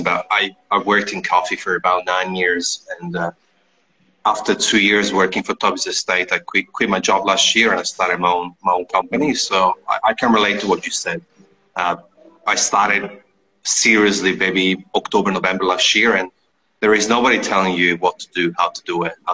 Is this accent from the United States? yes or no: no; Italy; I'm from Italy